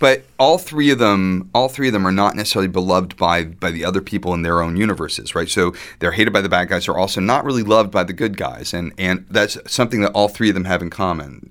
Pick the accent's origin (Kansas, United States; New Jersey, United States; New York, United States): New Jersey, United States; Woodcliff Lake; also born or lived in Ramsey, New Jersey; I grew up in Woodcliff Lake.